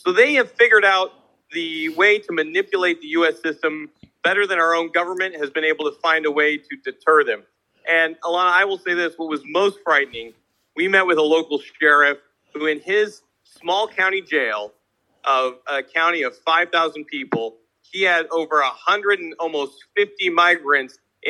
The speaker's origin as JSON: {"language": "English", "town": "Des Moines", "region": "Iowa", "country": "United States", "tie": "born or raised there", "said": "And in my hometown of Des Moines, Iowa"}